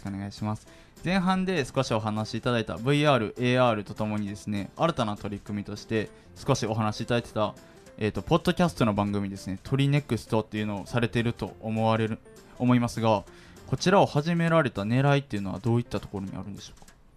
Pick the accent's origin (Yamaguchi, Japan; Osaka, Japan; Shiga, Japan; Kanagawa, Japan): Osaka, Japan; 俺も大阪やから学校は雨の日とかは特に嫌かも